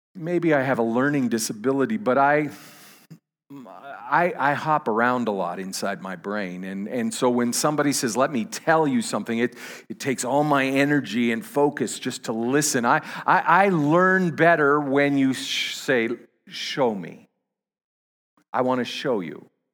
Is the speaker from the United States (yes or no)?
no; Canada; I'm a Canadian